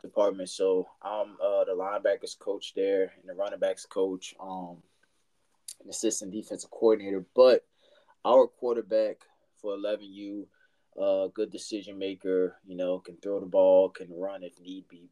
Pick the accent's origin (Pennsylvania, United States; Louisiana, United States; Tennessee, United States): Louisiana, United States; moved away as an adult; now in San Antonio, United States; I'm from Louisiana, but I've been in San Antonio about five years